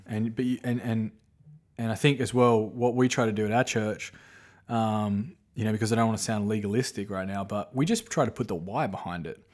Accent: Australia; moved away; I grew up watching in Australia

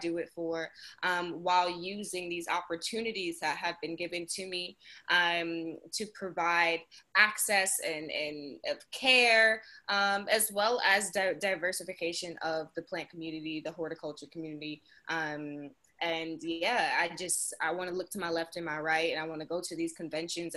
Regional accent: New York City, New York, United States; I'm born and raised in Queens, New York, Southside, Jamaica

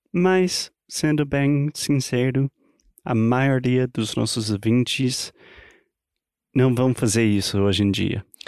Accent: United States; Portuguese is a second language; moved away; also born or lived in Brazil; I'm an American learning Brazilian Portuguese

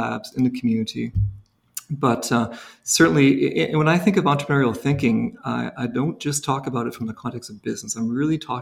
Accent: Moncton, New Brunswick, Canada; moved away as an adult; also born or lived in Fredericton / Sudbury / Boston / Prince Edward Island; I'm a proud New Brunswicker and Acadian, born in the northern part of the province. But I grew up in Moncton

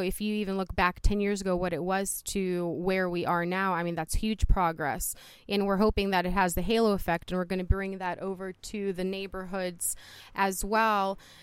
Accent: Youngstown, Ohio, United States; also born or lived in Poland; I am originally from Poland, Europe. I came here with my mom and my brother in nineteen eighty-seven. And upon coming to the United States, we came straight to Youngstown, Ohio. Um, so I have been here a majority of my life

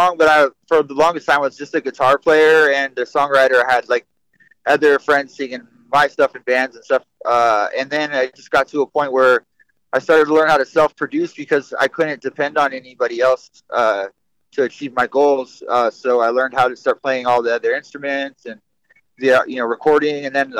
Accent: California, United States; also born or lived in Washington; my mom lived in the East Bay in California. My dad up in, like, the smaller town in, you know, the Living Peninsula, Washington

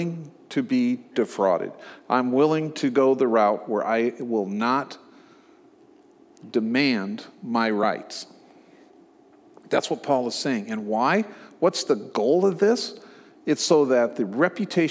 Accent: Omaha, Nebraska, United States; moved away; also born or lived in San Francisco, California / Dallas, Texas; I grew up in Omaha

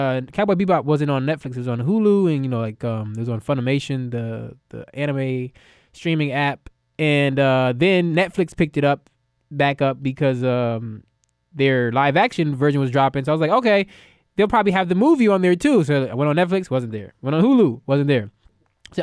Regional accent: United States; I'm an American

